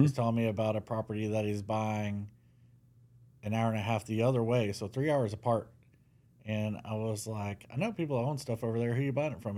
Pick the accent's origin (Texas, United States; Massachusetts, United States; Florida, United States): Texas, United States; Mesquite; I was born in Mesquite